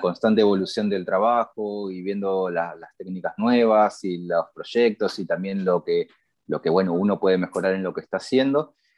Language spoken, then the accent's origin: Spanish; Buenos Aires, Argentina; now in Barcelona, Spain; yo nací en Buenos Aires, Argentina